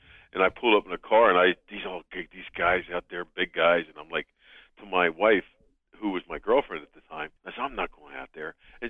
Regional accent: Philadelphia, Pennsylvania, United States; I was from Philadelphia because I always wanted to play for the Philadelphia Eagles.

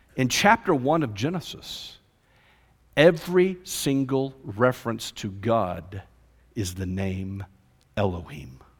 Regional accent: Fort Worth, Texas, United States; I grew up in Fort Worth area

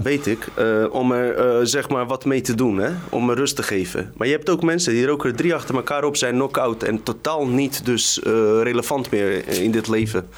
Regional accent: Randstad, Netherlands; in de Randstad, zeg maar, waar ik vandaan kom

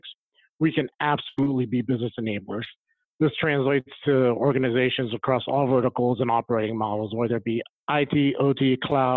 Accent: Las Vegas, Nevada, United States; moved away; also born or lived in Phoenix; I grew up in Vegas

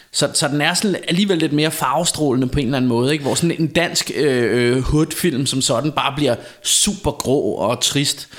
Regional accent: Denmark; jeg er vant til at høre dansk, fordi jeg er dansker, og fordi jeg kender det danske sprog

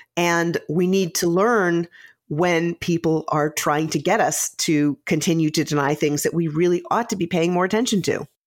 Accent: Midwest, United States; I, I grew up in the Midwest

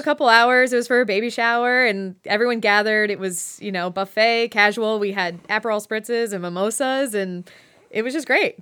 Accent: Westlake, Ohio, United States; moved away as an adult; also born or lived in Ithaca, New York / New York City; I grew up in Westlake, um, like, Westlake, Lakewood area

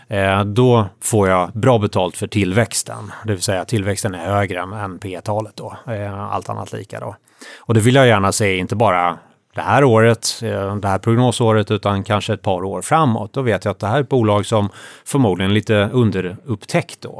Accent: Sweden; jag som svensk investerare

